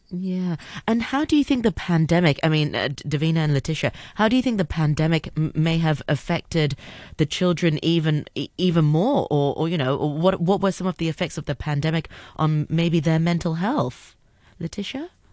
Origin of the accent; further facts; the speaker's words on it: Hong Kong; growing up in Hong Kong